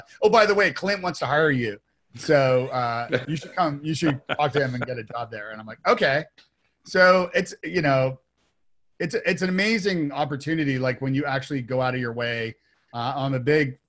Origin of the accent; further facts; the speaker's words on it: Toronto, Ontario, Canada; moved away as an adult; now in Nashville, United States; I'm from Toronto originally. And when I moved to Nashville, I didn't know a soul aside from my wife